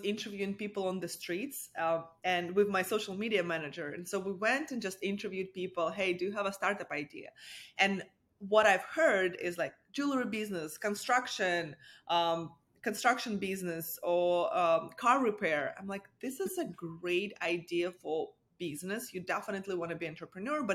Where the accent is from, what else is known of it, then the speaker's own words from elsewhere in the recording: Russia; moved away as an adult; now in United States; I'm an immigrant. I'm originally from Russia.